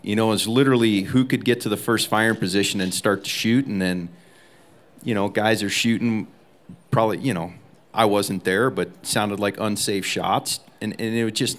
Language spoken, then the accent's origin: English; Alaska, United States; now in Montana, United States; I came from Alaska down to Montana. Montana is a huge state.